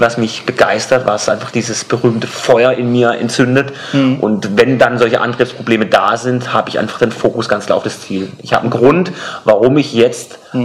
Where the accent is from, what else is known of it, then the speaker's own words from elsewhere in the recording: Karlsruhe, Baden-Württemberg, Germany; meiner Heimatstadt Karlsruhe